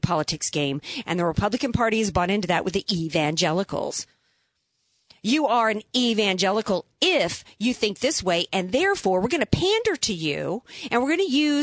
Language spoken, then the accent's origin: English; the Bible Belt, United States; I grew up in the Bible Belt